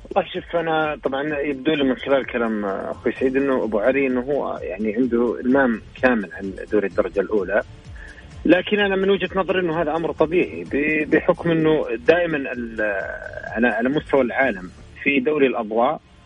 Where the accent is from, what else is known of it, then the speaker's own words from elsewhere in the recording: Saudi Arabia; عندنا في السعودية